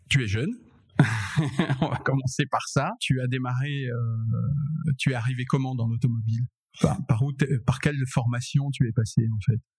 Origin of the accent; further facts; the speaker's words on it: Paris, Île-de-France, France; j'ai 27 ans, je viens de Paris